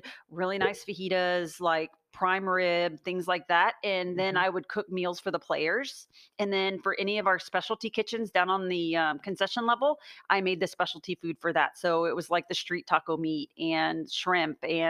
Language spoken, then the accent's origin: English; Austin, Texas, United States; moved away as an adult; also born or lived in Los Angeles; I'm from Austin originally, and I loved being in Austin